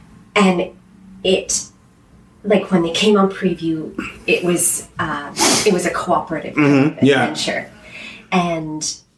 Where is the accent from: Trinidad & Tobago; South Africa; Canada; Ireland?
Canada; Victoria, British Columbia; moved away as an adult; also born or lived in Winnipeg / England; I grew up in Victoria, went to UVic, and then did a show at Bard on the Beach for a couple of shows, like a season, and then ended up getting a job in Winnipeg from that, and lived in Winnipeg for about 9 years